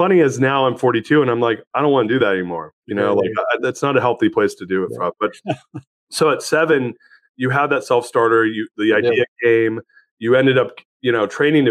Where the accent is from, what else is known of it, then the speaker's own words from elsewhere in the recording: Anaheim, California, United States; I grew up in Anaheim Hills, California